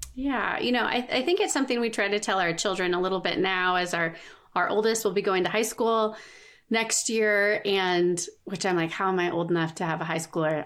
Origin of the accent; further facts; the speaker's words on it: Southern California, United States; moved away as an adult; now in Colorado, United States; we live in Colorado. We moved from Southern California, where we grew up